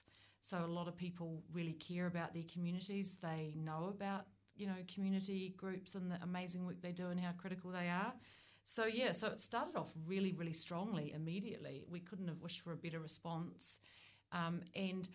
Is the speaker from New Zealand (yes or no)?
yes; Oamaru, Otago, New Zealand; now in Wellington, New Zealand; I grew up in Oamaru and now live in Wellington.